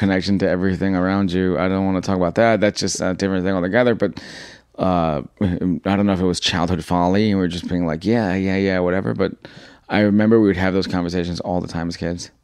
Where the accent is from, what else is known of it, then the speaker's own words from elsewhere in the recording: New York City, New York, United States; I was born here. I was raised in Jackson Heights, Queens